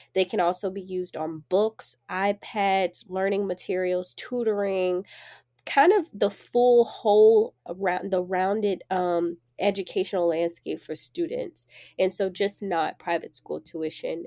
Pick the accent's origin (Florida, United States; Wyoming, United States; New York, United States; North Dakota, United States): Florida, United States; Jacksonville; I grew up in Jacksonville, Florida, on the east side, and people from Jacksonville, we say out east